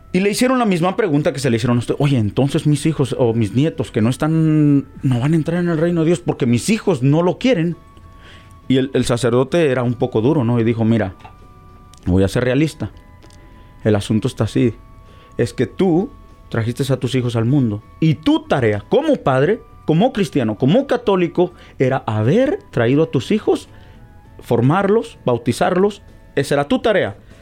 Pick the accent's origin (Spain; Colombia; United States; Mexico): Mexico; moved away; Nosotros los mexicanos, ya que soy mexicano